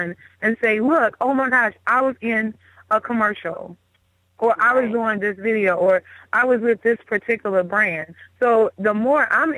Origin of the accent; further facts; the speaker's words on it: Baltimore, Maryland, United States; moved away as an adult; now in Houston, United States; I'm from Baltimore, born and raised. I mean, I lived here most of my life.